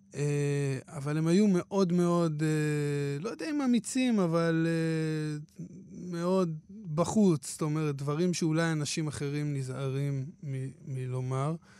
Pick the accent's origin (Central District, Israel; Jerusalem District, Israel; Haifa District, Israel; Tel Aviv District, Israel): Haifa District, Israel; Hadera; אני כנער בחדרה